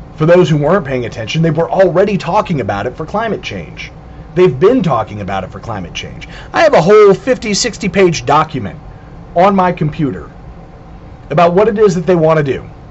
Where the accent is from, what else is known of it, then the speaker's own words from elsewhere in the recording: Southern California, United States; When I was growing up in Southern California